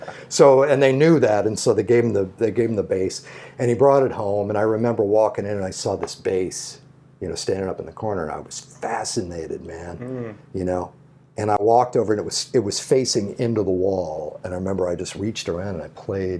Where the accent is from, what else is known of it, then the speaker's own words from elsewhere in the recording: St. Louis, Missouri, United States; I grew up in St. Louis